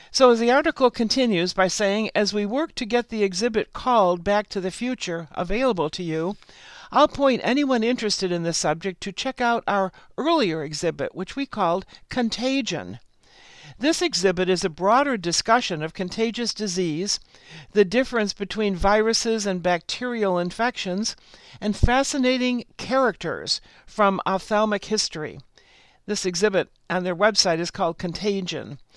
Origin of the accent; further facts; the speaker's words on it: San Francisco, California, United States; but I also got to return to my hometown, San Francisco, with my new husband in tow.